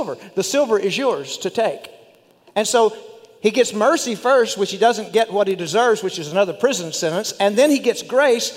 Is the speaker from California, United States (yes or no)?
no; West Texas, United States; accent: West Texas; my West Texas accent